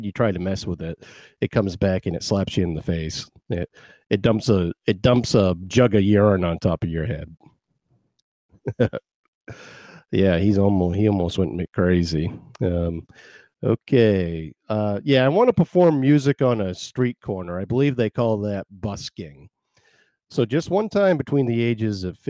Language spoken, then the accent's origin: English; Maine, United States; We're from Maine